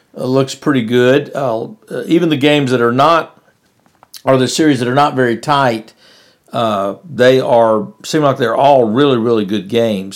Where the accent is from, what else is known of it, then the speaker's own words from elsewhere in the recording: West Monroe, Louisiana, United States; I was up in West Monroe, Louisiana.